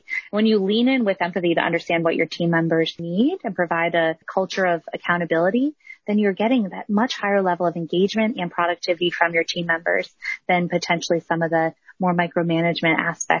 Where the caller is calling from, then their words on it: Cleveland, Ohio, United States; I am in Cleveland, Ohio. Beautiful Cleveland, Ohio.